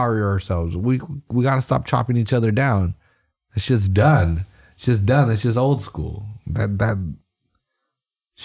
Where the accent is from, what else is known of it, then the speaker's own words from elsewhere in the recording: Salinas, California, United States; I'm from Salinas and I was in my neighborhood